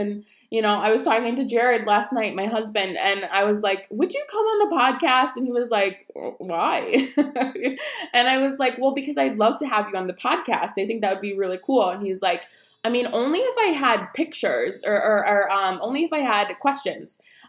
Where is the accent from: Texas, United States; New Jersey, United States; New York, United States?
New York, United States; also born or lived in Colorado Springs / Wisconsin; I am 22 years old. I am originally from New York. My dad is military, so we moved around. So I've lived in, obviously, New York, Colorado Springs, and Wisconsin. And now I am in Virginia with my husband.